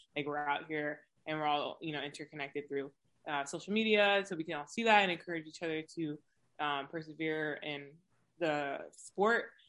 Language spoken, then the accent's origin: English; West Coast, United States; So I'm located, or I'm from the West Coast